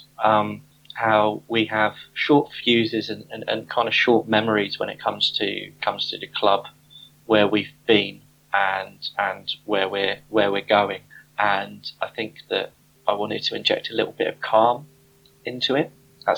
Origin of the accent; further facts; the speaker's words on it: Southampton, South East England, United Kingdom; moved away as an adult; now in London, United Kingdom; I was born in Southampton. I was brought up in Southampton